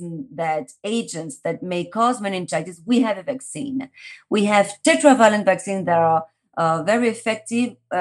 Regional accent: Paris, Île-de-France, France; now in Madrid, Spain; My story started in Paris. I was born in France.

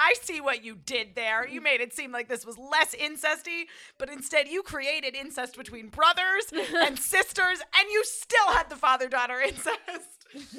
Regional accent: Connecticut, United States; I'm from Connecticut.

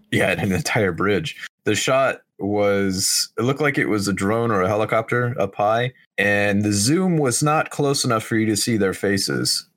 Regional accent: Oklahoma, United States; my, my home state, the entire city of Tulsa, which is the largest city in, in Oklahoma

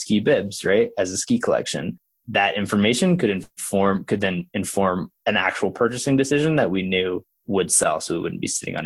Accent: Oklahoma, United States; I grew up in Oklahoma

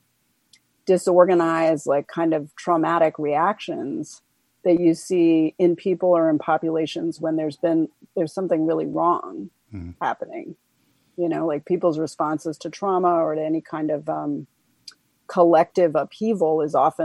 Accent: Washington, District of Columbia, United States; I grew up in Washington, D.C.

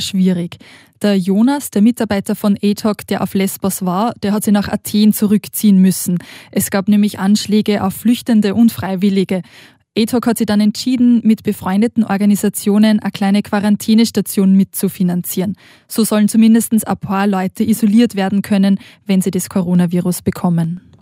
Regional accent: Austria; moved away as an adult; now in Switzerland; Wie man vielleicht hört, bin ich aus Österreich, aber der Schocke und der Liebe wegen in die Schweiz gekommen

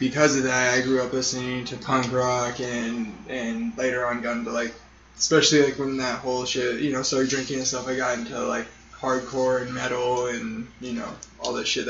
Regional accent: Sierra Vista, Arizona, United States; now in Tucson, United States; I was born and raised in Sierra Vista

